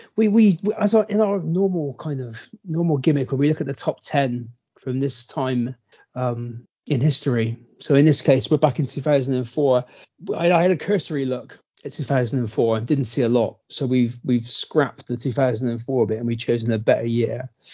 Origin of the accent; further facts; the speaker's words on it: Bristol, South West England, United Kingdom; We're from Bristol